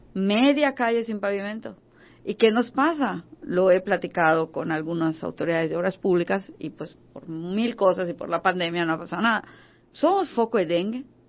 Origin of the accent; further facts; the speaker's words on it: Yucatán, Mexico; nos tomamos como mexicanos y como yucatecos